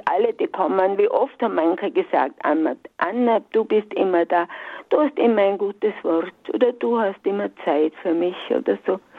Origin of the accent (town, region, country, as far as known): Alpbach, Tyrol, Austria; born or raised there; moved away as an adult; also born or lived in Saalfelden